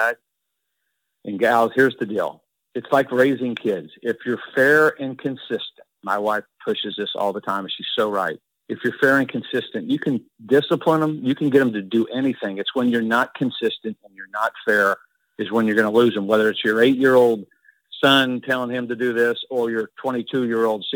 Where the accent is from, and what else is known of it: Indiana, United States